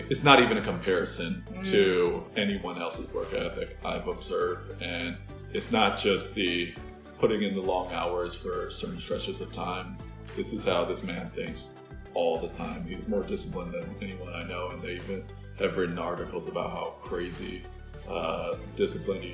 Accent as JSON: {"language": "English", "region": "Minnesota", "country": "United States", "tie": "born or raised there", "said": "Growing up in Minnesota"}